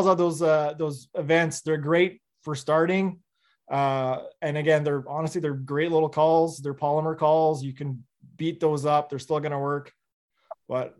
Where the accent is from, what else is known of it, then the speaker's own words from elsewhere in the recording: Northern Ontario, Canada; I grew up in Northern Ontario